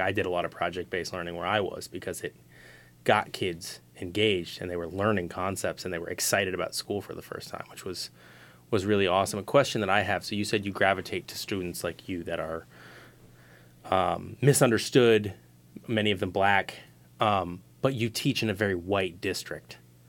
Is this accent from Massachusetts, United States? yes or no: yes; Cambridge, Massachusetts, United States; Growing up in Cambridge